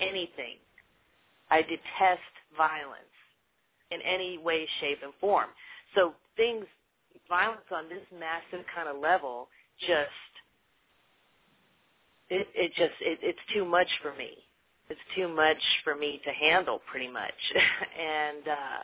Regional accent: Louisiana, United States; moved away; when I was growing up in Louisiana

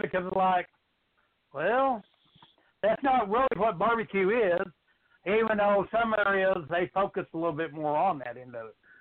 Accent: New Mexico, United States; now in Texas, United States; I live in Texas now. I've lived in Texas for oh, I don't know, 25, 26 years. So mm-hmm. growing up where I grew up, I grew up in New Mexico

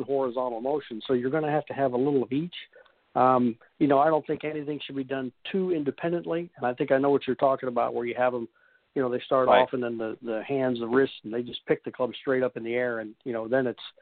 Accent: Kansas, United States; moved away; I grew up in Kansas

